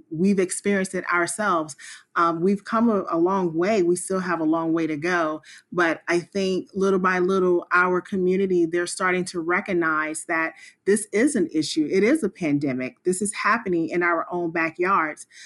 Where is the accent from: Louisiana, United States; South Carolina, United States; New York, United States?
South Carolina, United States; Spartanburg; moved away as an adult; now in Washington, D.C., United States; I am originally from Spartanburg, South Carolina, and I moved to the Washington, D C area about twenty-one years ago